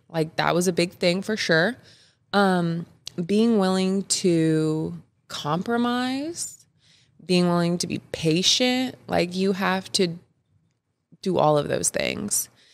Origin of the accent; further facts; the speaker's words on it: Kansas City, United States; I've grown up in the Kansas City area since like fifth grade, since about fifth grade